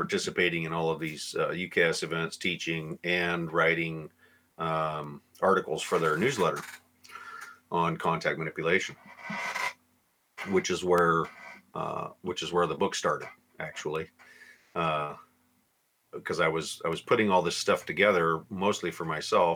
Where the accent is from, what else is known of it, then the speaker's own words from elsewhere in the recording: Seattle, Washington, United States; also born or lived in Alaska / Oregon / Rainier, Washington; I'm from Seattle, Washington